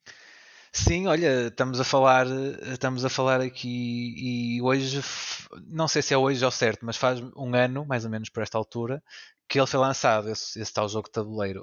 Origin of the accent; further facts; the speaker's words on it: the North, Northern Portugal, Portugal; eu, o Orlando e o Pedro somos aqui do Norte